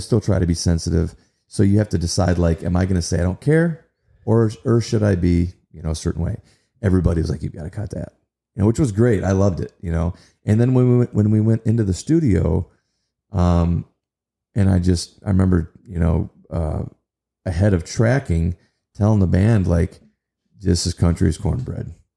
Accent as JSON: {"language": "English", "town": "Kalamazoo", "region": "Michigan", "country": "United States", "tie": "born or raised there", "also_born_or_lived": "Nashville", "said": "in my hometown"}